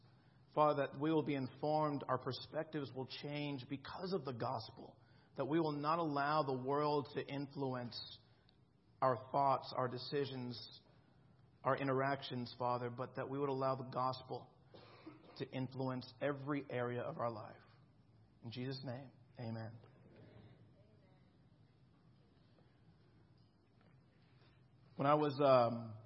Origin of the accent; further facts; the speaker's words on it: South Florida, United States; When I was growing up in Florida, I grew up in South Florida